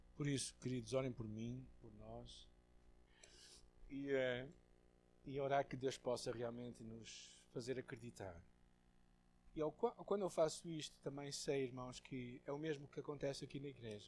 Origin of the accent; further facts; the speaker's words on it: Portugal; eu tenho como português, como branco, como ocidental